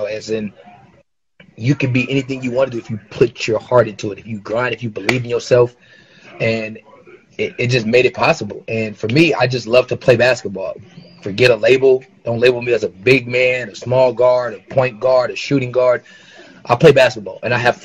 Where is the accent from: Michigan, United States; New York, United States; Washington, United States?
Washington, United States; Seattle; I'm a guy from Seattle, who was 5 foot nothing